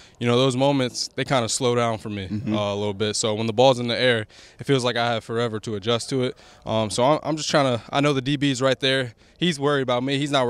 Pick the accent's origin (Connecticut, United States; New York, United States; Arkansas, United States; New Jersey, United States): New Jersey, United States; now in Washington, D.C., United States; I'm from Jersey.